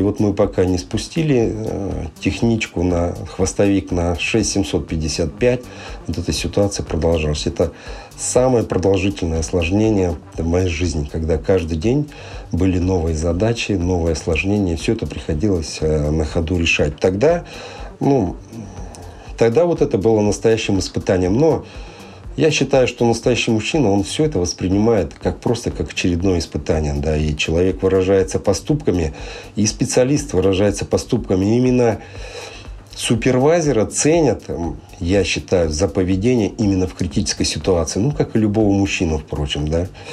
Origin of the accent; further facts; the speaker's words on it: Sakhalin Oblast, Russia; я родился и вырос э, на Сахалине